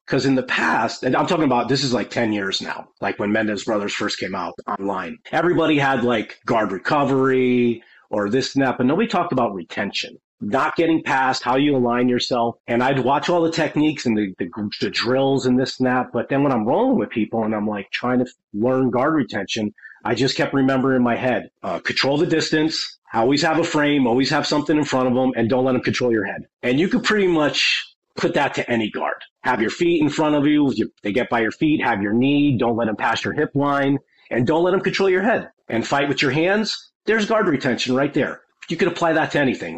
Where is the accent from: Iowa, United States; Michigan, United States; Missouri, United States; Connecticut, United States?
Connecticut, United States; moved away as an adult; also born or lived in California; I'm from Connecticut, which I live now again.